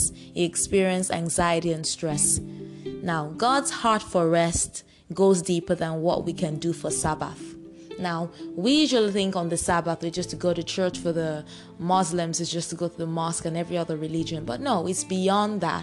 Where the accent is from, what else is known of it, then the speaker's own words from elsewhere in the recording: Nigeria; I am proud to say I'm a Nigerian